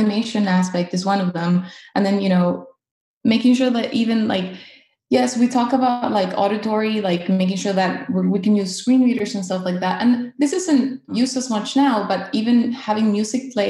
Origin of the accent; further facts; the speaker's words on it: Caracas, Capital District, Venezuela; now in North Carolina, United States; I am originally from Caracas, Venezuela, and I currently live in North Carolina